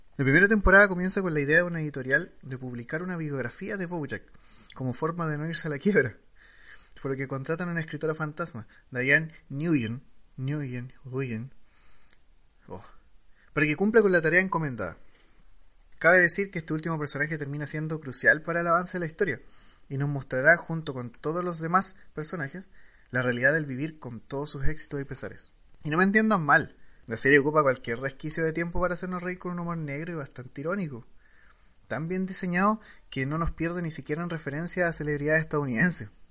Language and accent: Spanish; Chile; como chileno